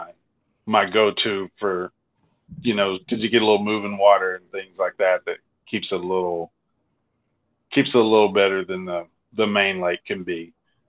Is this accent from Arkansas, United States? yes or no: yes; Arkansas, United States; I'm from Arkansas